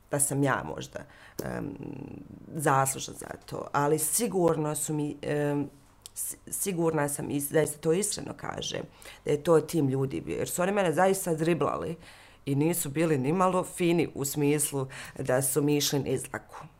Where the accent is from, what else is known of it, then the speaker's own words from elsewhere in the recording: Mostar, Federation of Bosnia and Herzegovina, Bosnia & Herzegovina; moved away; da se vraćam često u Mostar, ja sam Mostarka na kraju krajeva